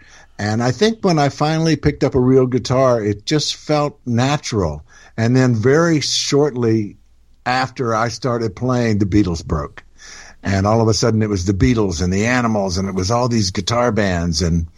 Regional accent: Houston or East Texas, United States; moved away as an adult; also born or lived in Louisiana / Memphis / Colorado / England; And then we moved back to Texas, which is where they were from. And so I grew up pretty much in Houston or East Texas, a little town called Hallsville, which had about 800 people in it.

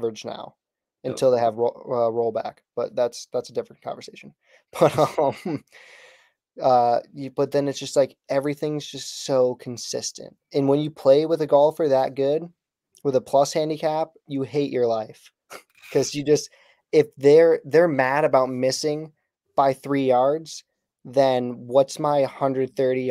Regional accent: New England, United States; I'm from New England

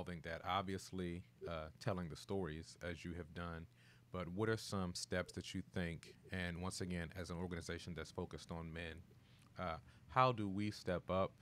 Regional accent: Washington, District of Columbia, United States; I'm originally from Washington, D.C. and the DMV Maryland area

